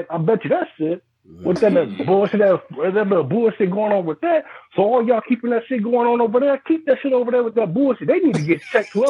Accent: Saginaw, Michigan, United States; I'm from Saginaw, bro.

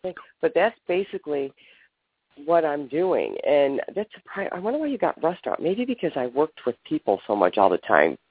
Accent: Ohio, United States; I'm from Ohio.

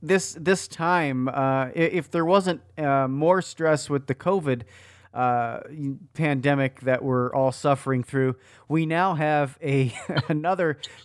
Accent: Philadelphia, Pennsylvania, United States; And I grew up in Philadelphia … It's a great place to be from.

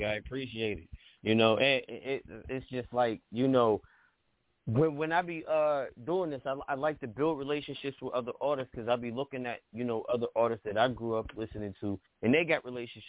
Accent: East Coast, United States; I'm from the East Coast, and every time I hear, you know, a West Coast artist, I'm throwing up the dubs.

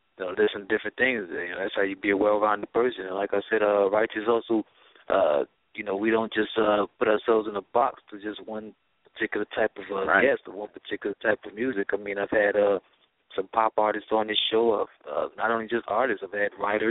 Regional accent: New York City, New York, United States; I'm from Brooklyn

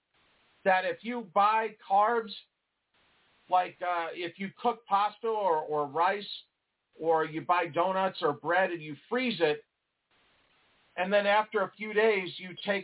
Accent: New York, United States; moved away; I'm originally from New York.

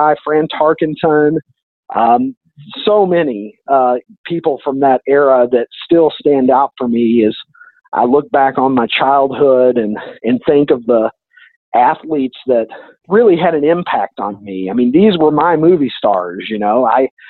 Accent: Kentucky, United States; I'm from Kentucky.

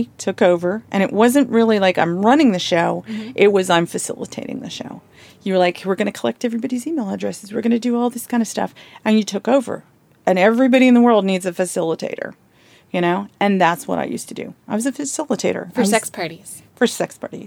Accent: Blue Ridge Mountains of Virginia, United States; accent: southern; moved away; also born or lived in Atlanta, Georgia / San Francisco; my southern accent because I'm from the Blue Ridge Mountains of Virginia, then moved to Atlanta. So my accent was pretty heavy back then.

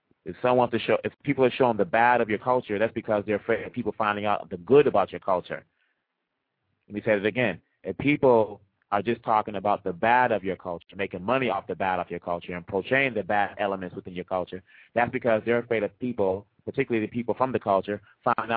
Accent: DR Congo; moved away; I've been there. I was born there

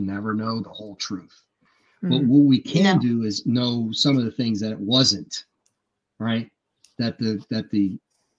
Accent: United States; as American citizens, as Americans

